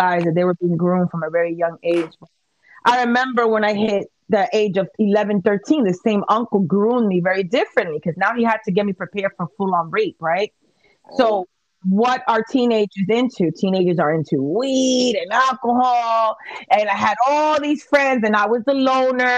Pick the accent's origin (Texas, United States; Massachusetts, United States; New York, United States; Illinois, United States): New York, United States; New York City; this is in the Bronx, absolutely. I'm from Little Italy.